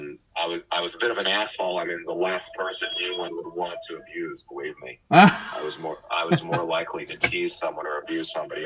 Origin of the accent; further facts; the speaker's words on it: Jersey Shore, New Jersey, United States; I grew up on the Jersey Shore.